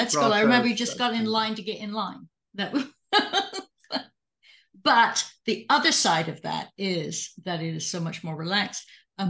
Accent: England, United Kingdom; also born or lived in Canada; now in United States; I'm English and I came to the States

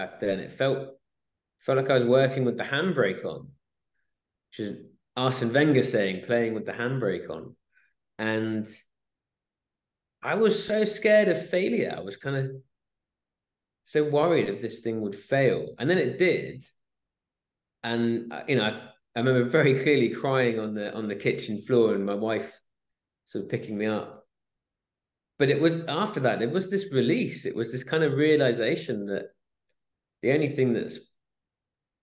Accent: Swansea, Wales, United Kingdom; moved away as an adult; also born or lived in Exeter / Bristol / London; I grew up in Swansea, in Wales.

